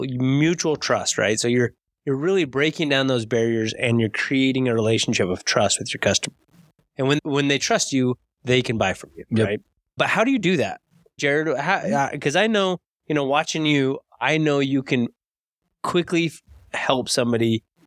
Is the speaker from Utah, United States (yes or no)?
yes; Layton, Utah, United States; Oh, you live in Layton? I grew up in Layton.